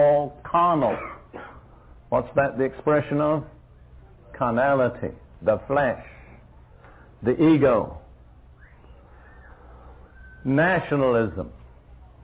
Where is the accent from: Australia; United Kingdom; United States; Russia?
United Kingdom; moved away; I'm British by background